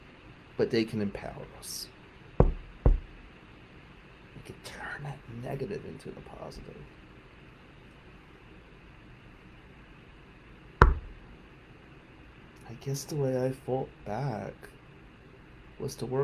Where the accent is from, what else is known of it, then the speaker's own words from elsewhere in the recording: Atlantic City, New Jersey, United States; now in Michigan, United States; Growing up Atlantic City